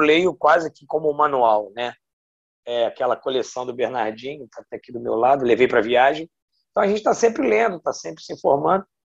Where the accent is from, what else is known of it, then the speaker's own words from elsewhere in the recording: Rio de Janeiro, Brazil; moved away as an adult; voltar para minha cidade natal